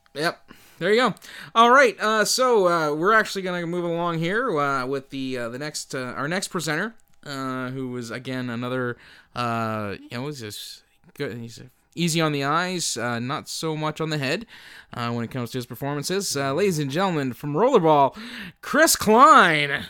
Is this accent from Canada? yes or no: yes; Canada; we're from Canada